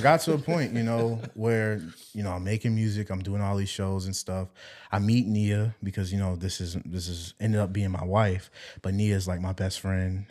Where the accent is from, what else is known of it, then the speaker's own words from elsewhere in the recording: Walterboro, South Carolina, United States; also born or lived in Savannah; Walterboro, 'cause that's my hometown